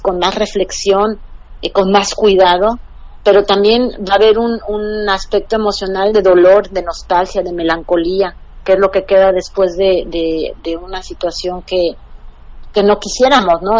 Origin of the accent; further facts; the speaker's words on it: Mexico; yo como mexicana